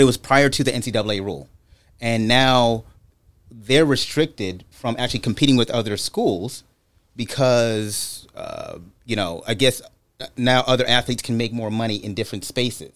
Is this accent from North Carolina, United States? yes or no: no; Brooklyn, New York, United States; moved away; also born or lived in California; I grew up in Brooklyn, New York